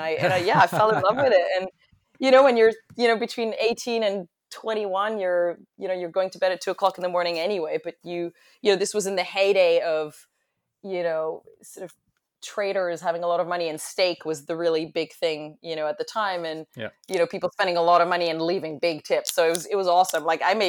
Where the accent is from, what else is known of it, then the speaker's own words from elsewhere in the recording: London, United Kingdom; also born or lived in Paris, France; I am originally from France. As American as I sound, I am French, completely French. I was born in Paris, moved to London at a young age and did tons of traveling.